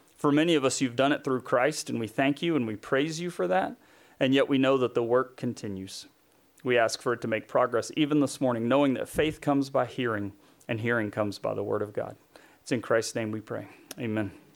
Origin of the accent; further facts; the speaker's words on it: Tennessee, United States; where I grew up in Tennessee